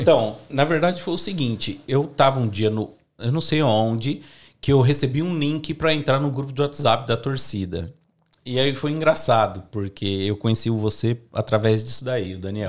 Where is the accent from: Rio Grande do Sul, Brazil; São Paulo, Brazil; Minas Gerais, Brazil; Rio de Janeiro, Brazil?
São Paulo, Brazil; São Bernardo do Campo; moved away as an adult; now in Australia; morava longe, eu sou de São Bernardo